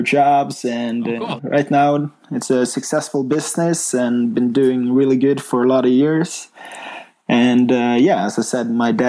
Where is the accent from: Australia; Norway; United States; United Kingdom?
Norway; Bergen, Vestland; I grew up in Bergen, Norway